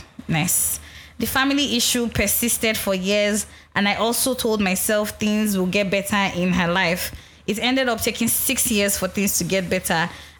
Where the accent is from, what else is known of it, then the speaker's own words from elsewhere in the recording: Ghana; now in London, United Kingdom; I'm a Ghanaian that was introduced to this podcast by my Nigerian roommates here in London.